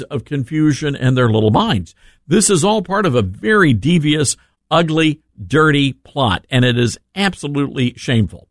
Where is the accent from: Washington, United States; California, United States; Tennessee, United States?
Tennessee, United States; Memphis; my hometown of Memphis, Tennessee